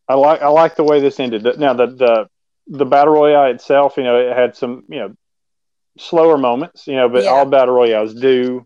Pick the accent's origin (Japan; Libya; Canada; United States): United States; with me being from the US